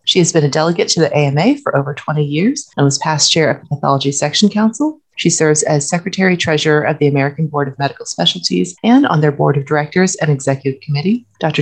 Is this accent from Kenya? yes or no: no; China; moved away; I'm from China